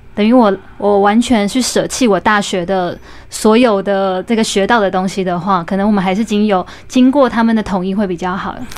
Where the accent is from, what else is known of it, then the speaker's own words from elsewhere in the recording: Taiwan; moved away as an adult; also born or lived in Tokyo, Japan; 我在台湾吃到的